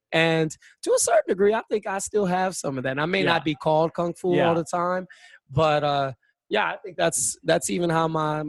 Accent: United States; I'm a Filipino Chinese American

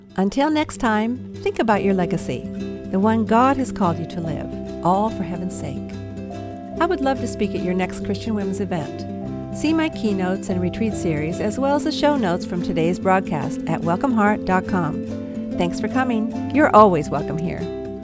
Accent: Palos Verdes Estates, California, United States; Where I'm from, Palos Verdes Estates, it's just a beautiful peninsula out in the Pacific Ocean in Southern California

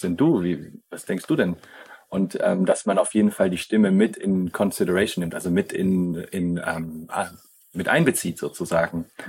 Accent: near Schaffhausen on the Swiss border, Baden-Württemberg, Germany; moved away as an adult; now in Tamera, Portugal; ursprünglich bin ich aus Süddeutschland. Okay. Ja, an der Schweizer Grenze

